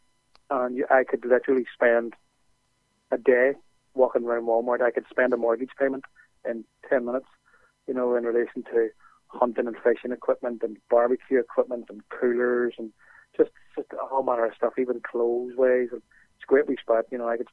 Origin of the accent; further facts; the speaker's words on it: Ireland; also born or lived in Belfast; we're from Ireland